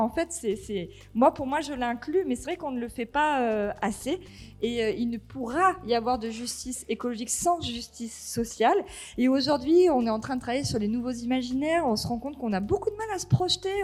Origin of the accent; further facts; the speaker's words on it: near Marseille, Provence-Alpes-Côte d'Azur, France; moved away as an adult; also born or lived in Cévennes ardéchoises; now in Ardèche, France; je suis originaire de euh, près de Marseille, fille d'agriculteur.